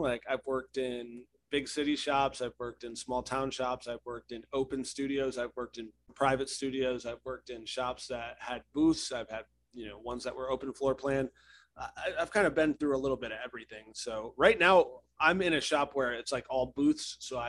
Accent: Ohio, United States; moved away as an adult; also born or lived in Texas; Originally, I'm from Ohio. But I traveled to Texas to get an apprenticeship.

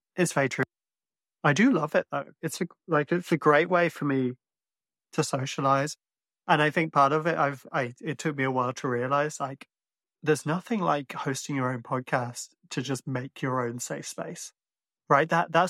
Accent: Ireland; living in Ireland and being Irish, but sounding like this sometimes does create questions.

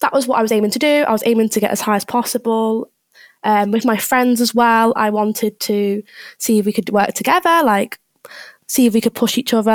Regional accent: Liverpool, North West England, United Kingdom; moved away as an adult; now in Leeds, United Kingdom; I'm from Liverpool, nearabouts

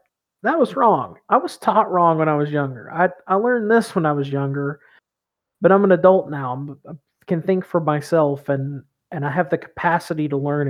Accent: East Tennessee, United States; I grew up in East Tennessee, a part of Tennessee that stayed in the Union during the Civil War

